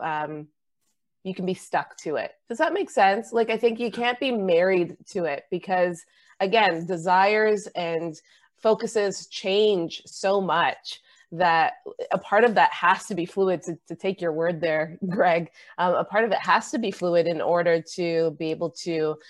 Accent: Canada; as a Canadian

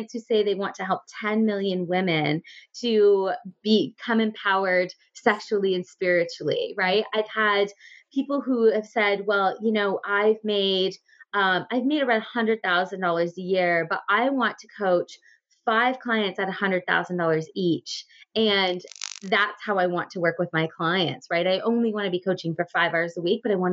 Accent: Ontario, Canada; born or raised there; also born or lived in Guelph

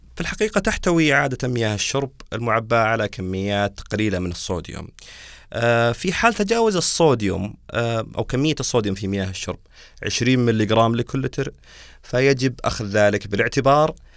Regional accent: Saudi Arabia; عندنا بالسعوديه

